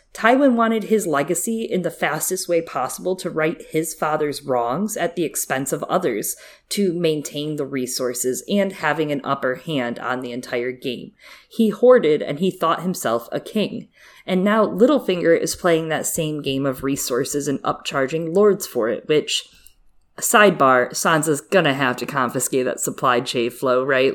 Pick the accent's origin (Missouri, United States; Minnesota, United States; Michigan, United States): Michigan, United States; I'm from Michigan